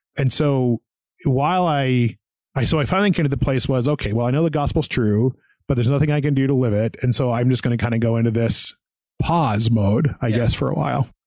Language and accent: English; small town outside Knoxville, Tennessee, United States; I'm from a small town in Tennessee outside of Knoxville, Tennessee, and so was born and raised there